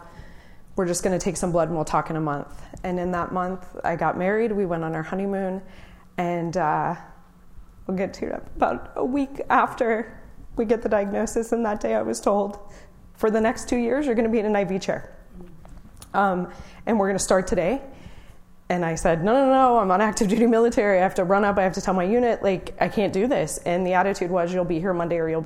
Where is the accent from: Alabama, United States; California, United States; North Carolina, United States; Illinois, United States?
California, United States; Orange County; I'm from Orange County